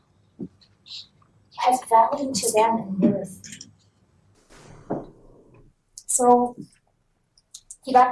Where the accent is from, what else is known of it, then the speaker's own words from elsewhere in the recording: Saskatchewan, Canada; I'm blonde, I'm Ukrainian, and I'm from Saskatchewan